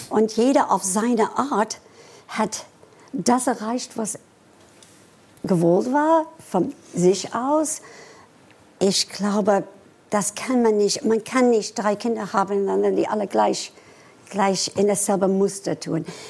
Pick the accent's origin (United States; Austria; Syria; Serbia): United States; Washington, District of Columbia; German is a second language; moved away as an adult; also born or lived in Frankfurt, Germany; now in Germany; Ich bin mit 18 von den USA nach äh, Deutschland gekommen zu arbeiten als Balletttänzerin